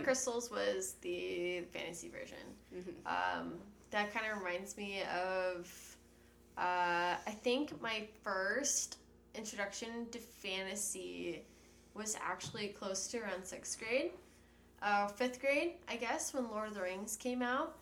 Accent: San Antonio, Texas, United States; also born or lived in Austin, Texas / Houston, Texas; now in California, United States; I am from San Antonio

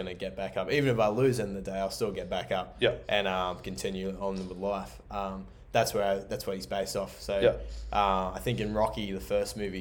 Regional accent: Mount Gambier, South Australia, Australia; moved away; my hometown

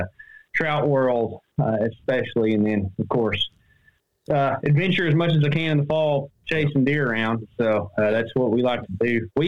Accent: Sulphur Springs, Texas, United States; also born or lived in Emory, Texas; I've immigrated to Emory, Texas, about 10 miles south of my hometown, which is Sulphur Springs, Texas

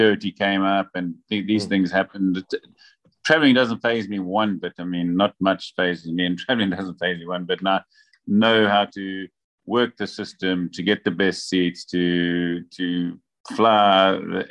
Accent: Durban, KwaZulu-Natal, South Africa; moved away as an adult; now in Vila do Conde, Portugal; I was born in Durban, South Africa. And spent most of my life in Durban, and then moved to Portugal 6 years ago, just north of Porto, in a town called Vila do Conde

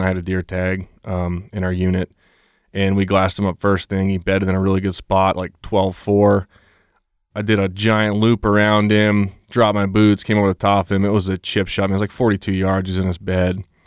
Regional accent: Vermont, United States; moved away as an adult; now in Colorado, United States; I grew up in Vermont. I spent my whole life there

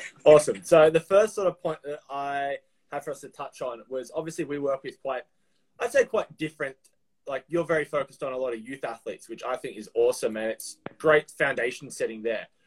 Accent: Melbourne, Victoria, Australia; It's like in Australia, the south, Melbourne, where I'm from

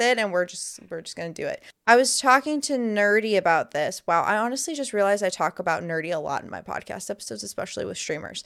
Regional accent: Miami, Florida, United States; moved away; I'm originally from Miami, which is a really big melting pot of melting pots, and Now I live in a more country setting

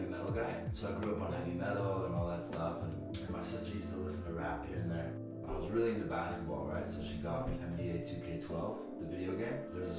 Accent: Mission, British Columbia, Canada; also born or lived in Langley, British Columbia; I was born in Langley, March 23rd, 2000. And then when I was 3 years old, I moved to Mission. And then I've been there ever since.

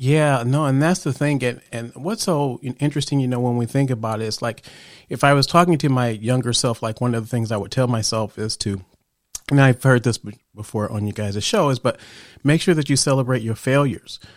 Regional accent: Chicago, Illinois, United States; I grew up in Chicago

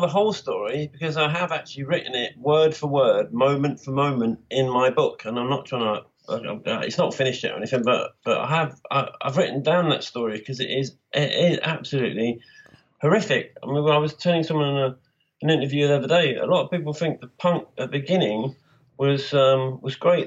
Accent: Birmingham, West Midlands, United Kingdom; moved away; also born or lived in London; I came from Birmingham, where heavy metal was in big time before I left uh, in 76

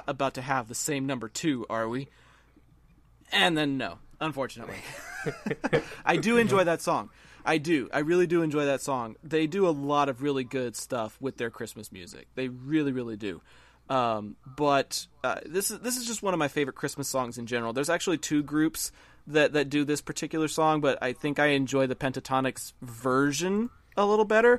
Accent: Arlington, Texas, United States; I grew up in Arlington, Texas

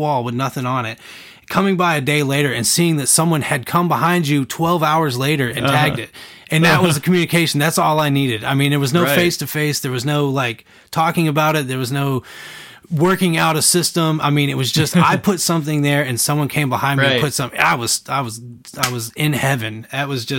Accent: Atlanta, Georgia, United States; now in Huntsville, United States; I'm from Atlanta

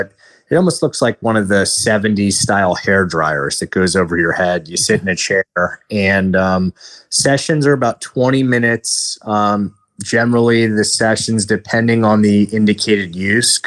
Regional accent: Washington, District of Columbia, United States; moved away; I'm originally from Washington, D.C.

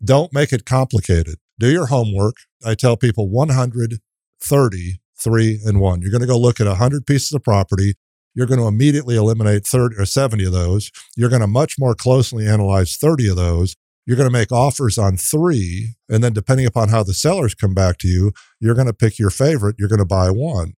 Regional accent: Minnesota, United States; moved away as an adult; now in College Station, United States; I'm from Minnesota, and I came here on a dance scholarship.

